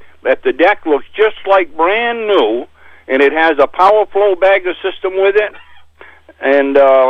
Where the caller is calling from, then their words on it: Weld, Maine, United States; I'm Weld.